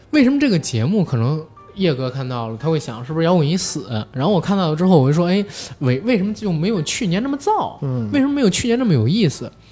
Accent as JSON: {"language": "Chinese", "region": "Beijing", "country": "China", "said": "我其实作为一个北京人"}